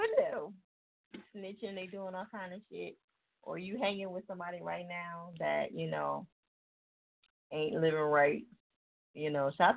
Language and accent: English; New Jersey, United States; I'm from Jersey and I say it crazy.